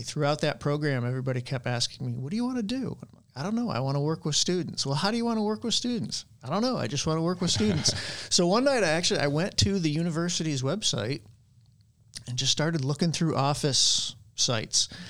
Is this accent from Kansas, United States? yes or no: no; near Saratoga Springs, New York, United States; moved away as an adult; also born or lived in Fredonia, New York; now in Mobile, United States; I moved back near my hometown. Um, I was in Saratoga Springs, New York